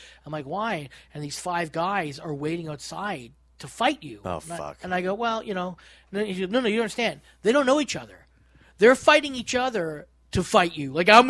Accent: Toronto, Ontario, Canada; And I think you and we were from Toronto.

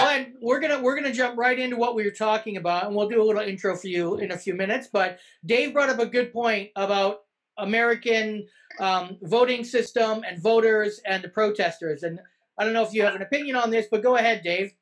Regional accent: Canada; we're Canadian

